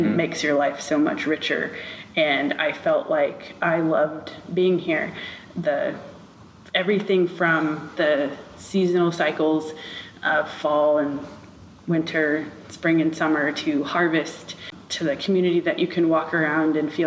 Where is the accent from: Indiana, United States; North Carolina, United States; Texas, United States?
Indiana, United States; Rensselaer; I was born and raised in Rensselaer